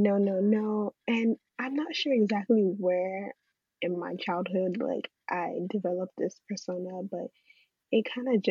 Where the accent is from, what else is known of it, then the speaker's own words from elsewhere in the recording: Nigeria; also born or lived in England; now in United States; I grew up in Nigeria for the most part, and then I migrated to England, lived there for about 2 years, and then migrated to America.